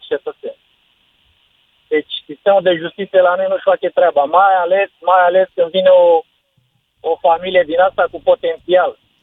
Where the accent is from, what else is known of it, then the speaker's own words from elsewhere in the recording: Târgoviște, Dâmbovița County, Romania; sunt din Târgoviște